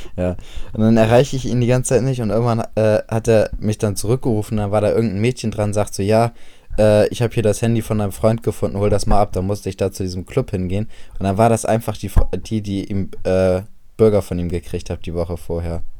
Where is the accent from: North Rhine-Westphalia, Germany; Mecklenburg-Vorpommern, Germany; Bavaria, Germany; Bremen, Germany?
Bremen, Germany; dass ich aus Bremen komme